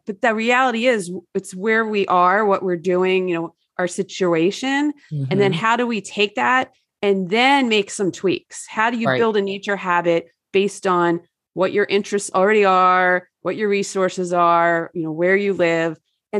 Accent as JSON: {"language": "English", "region": "New Jersey", "country": "United States", "tie": "born or raised there", "said": "I grew up in New Jersey and that was definitely not the case."}